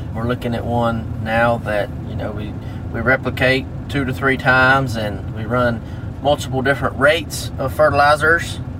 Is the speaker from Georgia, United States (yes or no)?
yes; Tifton, Georgia, United States; Grew up on the Tift Turner line. I tell everybody I'm from Tifton